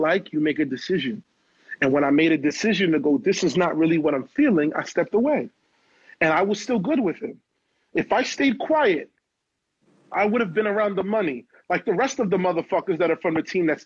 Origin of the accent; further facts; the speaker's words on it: New York City, New York, United States; I'm from Canarsie, Brooklyn, the Floss